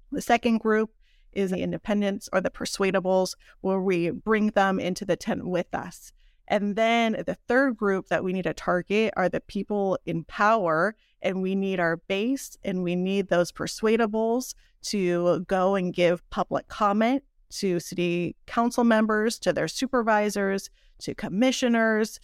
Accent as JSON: {"language": "English", "town": "South Pasadena", "region": "California", "country": "United States", "moved": "as an adult", "lives_now": "Rosemead, United States", "said": "I'm from South Pasadena"}